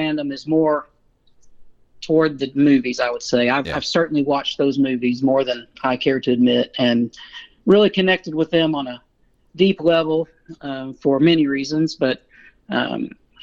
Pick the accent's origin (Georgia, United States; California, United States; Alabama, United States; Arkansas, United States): Arkansas, United States; Central; moved away as an adult; also born or lived in Southwest Missouri; now in Missouri, United States; I was born and raised in Central Arkansas, about 50 miles northeast of Little Rock, so that's where the accent comes from.